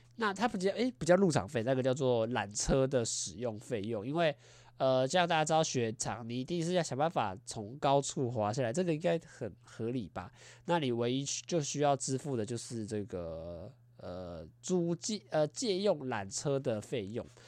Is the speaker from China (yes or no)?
no; Taiwan; 我们台 湾人